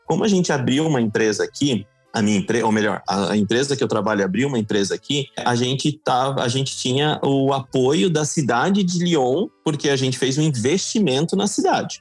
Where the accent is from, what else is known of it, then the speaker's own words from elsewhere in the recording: Joinville, Santa Catarina, Brazil; moved away as an adult; now in France; a gente é de Joinville